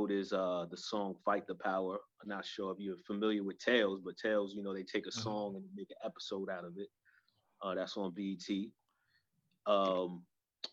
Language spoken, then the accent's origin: English; New York City, New York, United States; I grew up in Co-op City